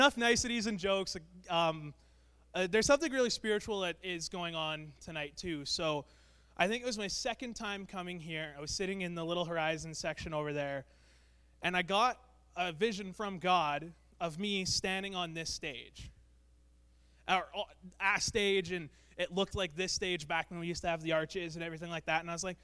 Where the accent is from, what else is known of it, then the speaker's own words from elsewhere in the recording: Brandon, Manitoba, Canada; moved away; I'm from Brandon, Manitoba. I was born and raised there.